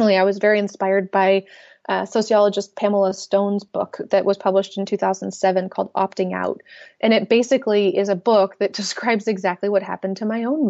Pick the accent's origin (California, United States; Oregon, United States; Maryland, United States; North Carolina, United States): Oregon, United States; Portland; also born or lived in Austin, Texas; now in St. Louis, United States; I grew up in Portland, Oregon